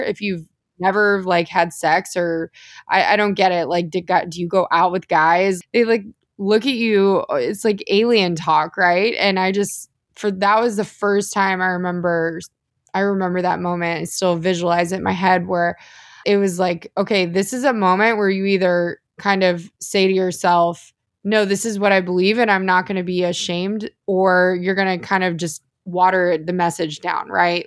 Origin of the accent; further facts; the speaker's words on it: The Woodlands, Texas, United States; also born or lived in Austin, Texas; I'm actually from the Houston area